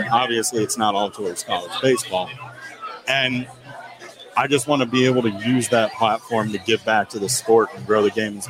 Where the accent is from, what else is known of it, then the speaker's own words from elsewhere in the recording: near University of Maryland, United States; I grew up near University of Maryland.